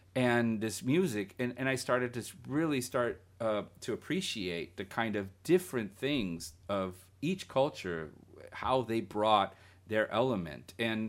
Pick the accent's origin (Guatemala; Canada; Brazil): Guatemala; growing up in Central America, I remember in Guatemala, you know, there was a Sunday show that played all afternoon.